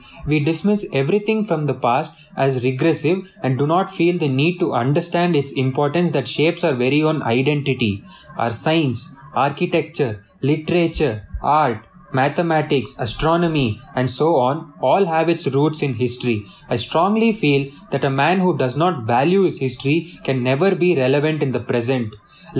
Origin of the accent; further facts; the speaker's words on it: South India, India; Since I am from the South